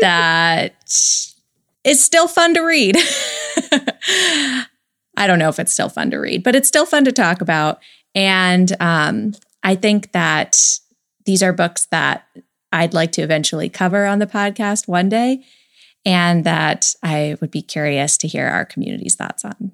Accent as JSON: {"language": "English", "country": "United States"}